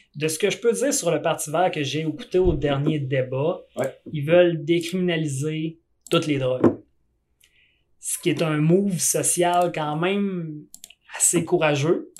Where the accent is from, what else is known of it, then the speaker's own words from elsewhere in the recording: Quebec, Canada; je suis du Québec